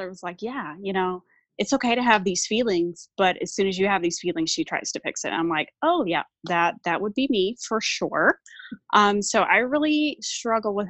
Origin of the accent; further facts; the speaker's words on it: Amarillo, Texas, United States; I live in Amarillo, Texas, which is in the panhandle of Texas, so the northern part of Texas. I've lived here almost my whole life